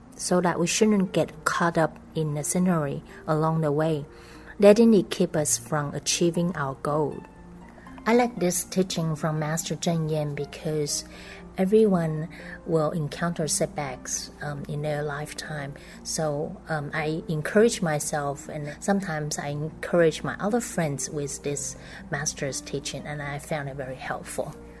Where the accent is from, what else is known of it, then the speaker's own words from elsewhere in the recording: Beijing, China; I'm from Beijing.